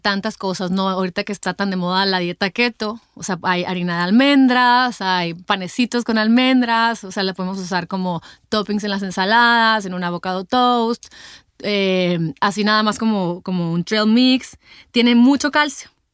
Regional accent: Mexico; como mexicanos estamos acostumbrados a comernos a lo mejor nuestros taquitos

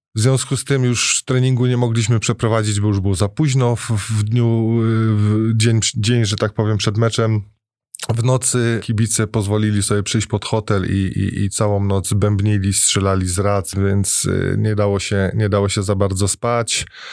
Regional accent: Piekary Śląskie, Silesian Voivodeship, Poland; also born or lived in Bytom; jako piekarzanin, bo urodziłem się w piekarach

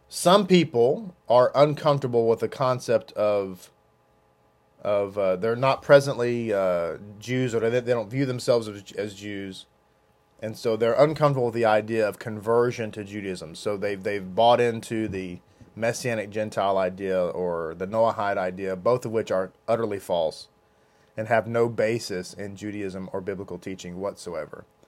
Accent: United States; As an American, I'm an American

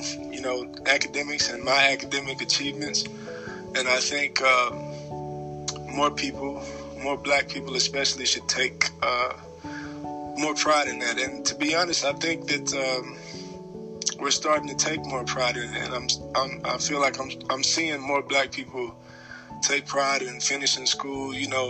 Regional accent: Dallas, Texas, United States; moved away as an adult; also born or lived in Nashville, Tennessee; I'm from Dallas, Texas. I was born and raised there

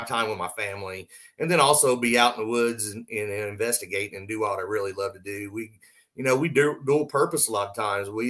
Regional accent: Southwest Oklahoma, United States; now in Indiana, United States; I grew up in Oklahoma

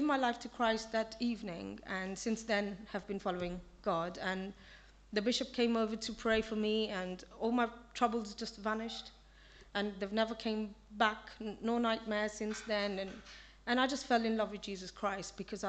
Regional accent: Kenya; moved away; I was born in Kenya, and my family is still there.

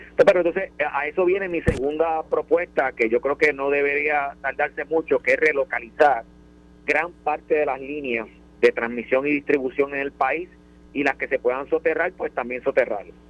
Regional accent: Villalba, Puerto Rico

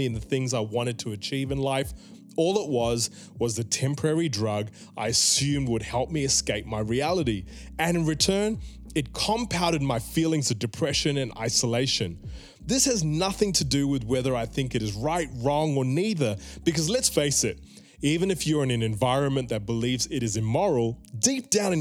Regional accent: Melbourne, Victoria, Australia; I was a 7-year-old kid growing up in Melbourne

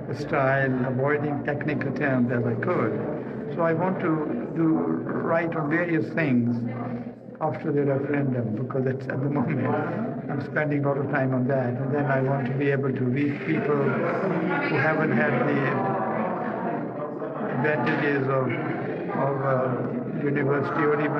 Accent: Ruiru, Central Province, Kenya; I come from Central Province myself, and I remember as a child growing up in a place called Ruiru, not very far from here

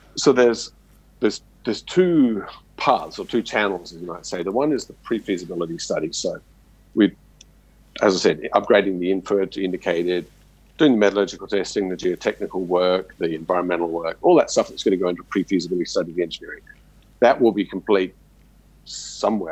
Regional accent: Australia; me growing up in Australia, everything's RC drilling

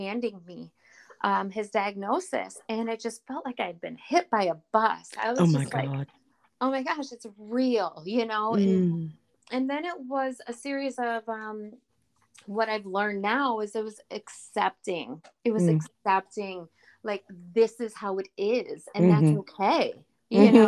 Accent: Flint, Michigan, United States; also born or lived in Burton, Michigan; I am from the Flint, Michigan area.

